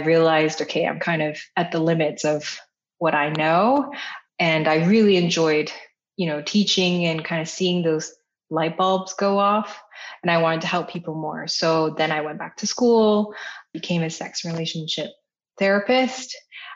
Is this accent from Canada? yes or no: yes; Canada; my parents are Taiwanese. I'm Taiwanese Canadian